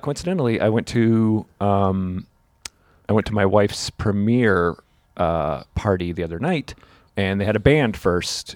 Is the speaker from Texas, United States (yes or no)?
no; New Jersey, United States; I'm from Jersey